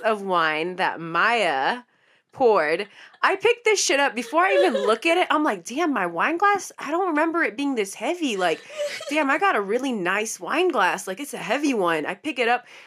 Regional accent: San Francisco, California, United States; We're from the Bay Area, San Francisco

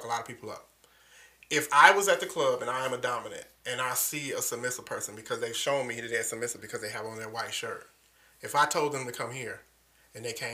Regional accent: Detroit, Michigan, United States; Even though I'm from Detroit, I have a southern upbringing

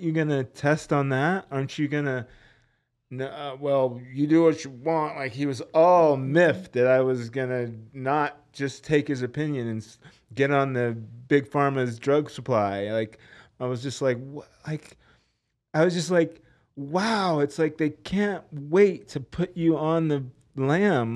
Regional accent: Los Angeles, California, United States; I'm from Los Angeles

